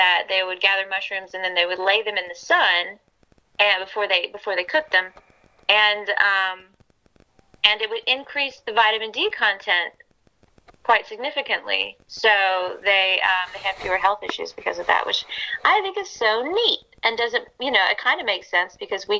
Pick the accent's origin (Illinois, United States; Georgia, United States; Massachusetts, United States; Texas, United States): Georgia, United States; Atlanta; also born or lived in England; I'm from Atlanta